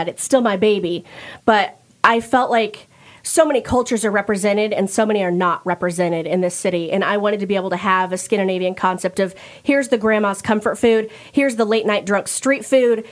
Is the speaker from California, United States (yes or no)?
no; Platte City, Missouri, United States; I grew up in Platte City